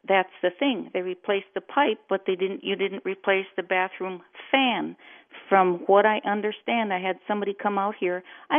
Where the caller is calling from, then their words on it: Shoreview, Minnesota, United States; Well, good morning, Andy. I'm calling from Shoreview, of course.